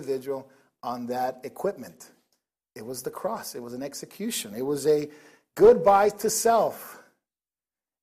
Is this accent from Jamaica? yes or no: no; Nicaragua; now in United States; I didn't grow up in the States for a while. I grew up in Nicaragua.